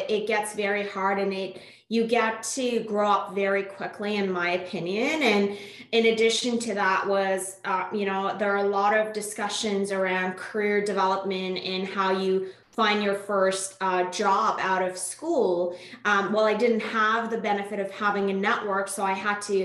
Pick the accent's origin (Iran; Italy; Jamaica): Iran; first language Persian; English is a second language; moved away as an adult; now in Canada; I'm originally born and raised in Iran, moved to Canada in 2005 for school.